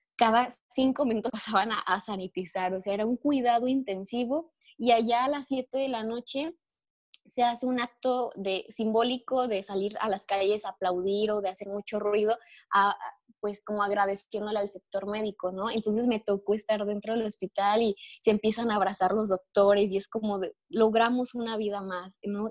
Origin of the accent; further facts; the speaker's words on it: Mexico; yo soy mexicana